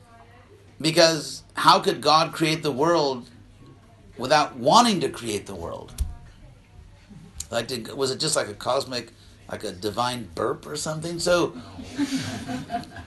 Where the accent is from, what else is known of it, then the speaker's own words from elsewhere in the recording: United States; I'm an American